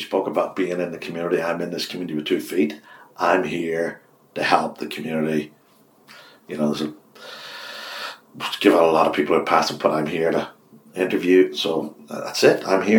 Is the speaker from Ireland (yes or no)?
yes; Ireland; the hardest thing for an Irishman, because I am an Irishman, is to accept is a compliment.